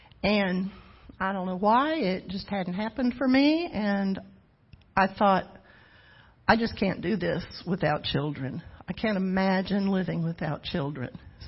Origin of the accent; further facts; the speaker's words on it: Missouri, United States; now in Fairhope, United States; I was born and raised in Missouri. But my whole life, I came at least once a year to Fairhope.